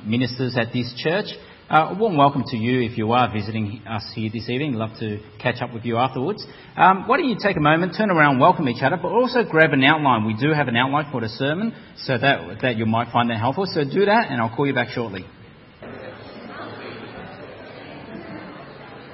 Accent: Melbourne, Victoria, Australia; moved away as an adult; also born or lived in Parramatta, Sydney; I'm not a Sydney sider. I'm from Melbourne originally.

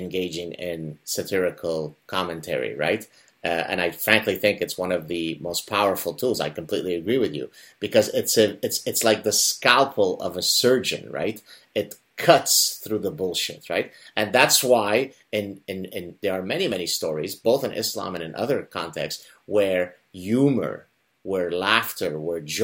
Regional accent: Lebanon; growing up in Lebanon

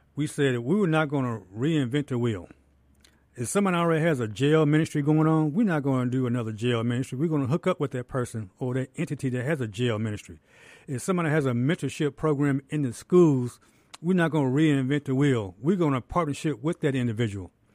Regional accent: Jackson, Mississippi, United States; I'm born and raised in Jackson, Mississippi. Been here all my life.

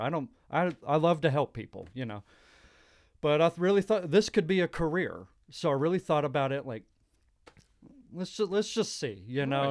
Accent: Dallas, Texas, United States; moved away as an adult; also born or lived in New Mexico; I lived in New Mexico, the state of New Mexico, for about three years, and I'm from the Dallas area originally

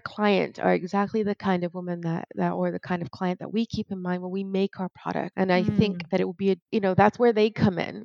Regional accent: Brazil; moved away; my hometown back in brazil

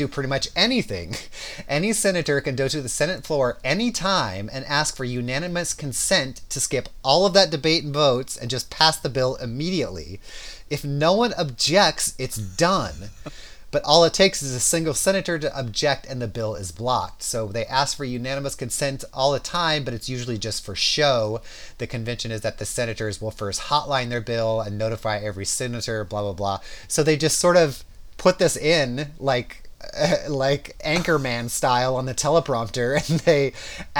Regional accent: Southern California, United States; I grew up in Southern California

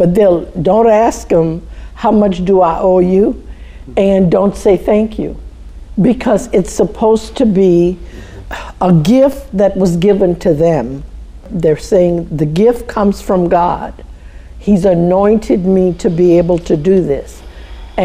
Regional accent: Lafayette, Louisiana, United States; moved away as an adult; also born or lived in St. Landry Parish, Louisiana; I'm originally from Lafayette. However, most of my married life I spent in St. Landry Parish.

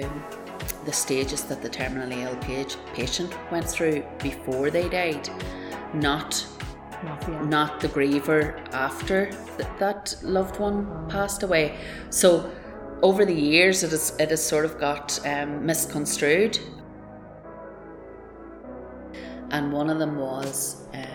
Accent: Dromore, Northern Ireland, United Kingdom; We grew up in Dromore, County Tyrone. We had a rural upbringing, carefree

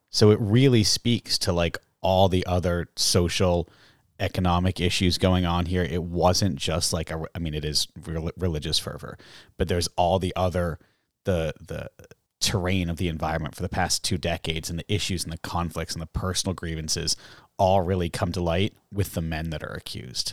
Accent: Groton, Massachusetts, United States; also born or lived in England / Canada; now in Salem, United States; I'm from Groton

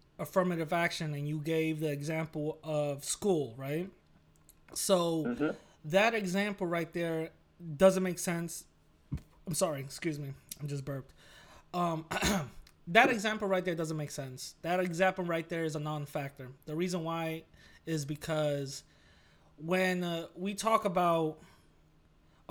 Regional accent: New York, United States; I'm from New York

